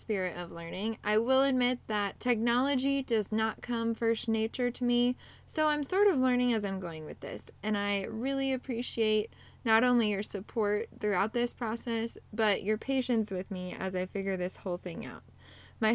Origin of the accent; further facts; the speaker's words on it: Pacific Northwest, United States; moved away as an adult; now in Central Illinois, United States; I am originally from the Pacific Northwest, and I moved to Central Illinois a few years ago